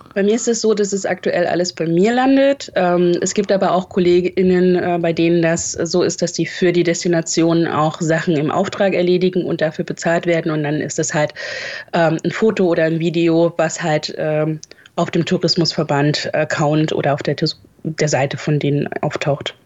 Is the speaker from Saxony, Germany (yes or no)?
yes; north of Leipzig, Saxony, Germany; moved away as an adult; also born or lived in Hesse / Hamburg; now in Dortmund, Germany; ich bin in Leipzig geboren und ähm, etwas nördlich davon aufgewachsen